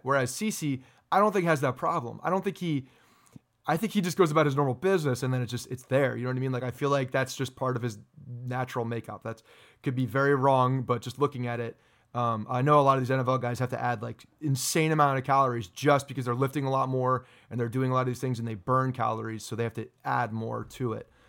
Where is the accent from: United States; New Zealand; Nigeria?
United States; Ridgewood, New Jersey; my hometown, Ridgewood, New Jersey